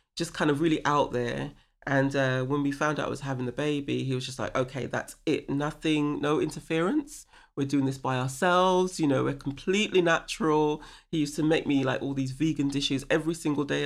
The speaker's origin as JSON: {"language": "English", "region": "London", "country": "United Kingdom", "tie": "born or raised there", "also_born_or_lived": "California, United States / San Diego, United States", "moved": "as an adult", "said": "I grew up in Stone Newington in Hackney"}